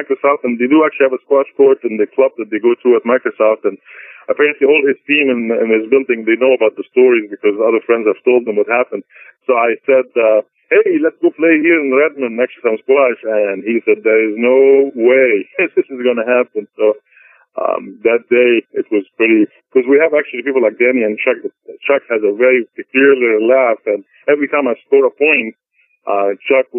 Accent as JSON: {"language": "English", "country": "Egypt", "tie": "born or raised there", "moved": "yes", "lives_now": "United States", "said": "my American passport says in it I was born in Egypt"}